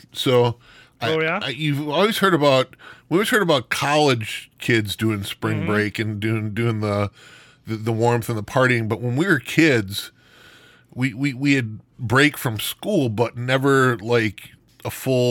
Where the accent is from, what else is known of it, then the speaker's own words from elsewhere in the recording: Wisconsin, United States; we're from Wisconsin